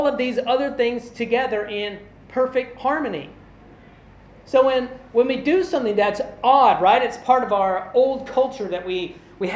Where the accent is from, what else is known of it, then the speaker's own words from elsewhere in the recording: Kentucky, United States; I'm a white guy. I'm from Kentucky in the U.S.